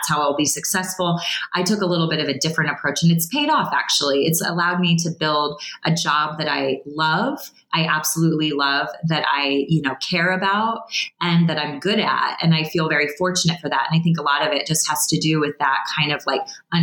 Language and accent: English; Illinois, United States; moved away; I was from the Midwest of Illinois